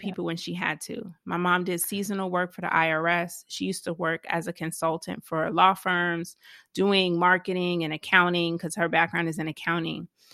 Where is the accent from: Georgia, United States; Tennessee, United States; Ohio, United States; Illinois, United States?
Georgia, United States; Savannah; I was born in Savannah, Georgia